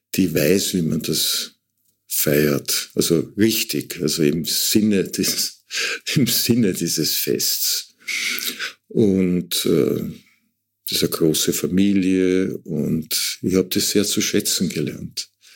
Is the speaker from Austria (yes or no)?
yes; Waldviertel, Lower Austria, Austria; ich komme aus dem Waldviertel, da gab's überall diese Tannenbäume